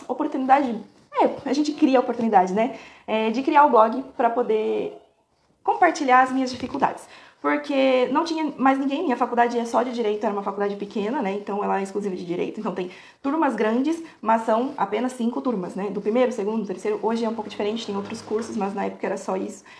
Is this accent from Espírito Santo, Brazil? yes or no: no; Porto Feliz, São Paulo, Brazil; Eu sou natural de Porto Feliz, é, bem próximo à, à, capital, né? De São Paulo, mas é ali do ladinho de Sorocaba, Itu. É, cresci minha vida toda lá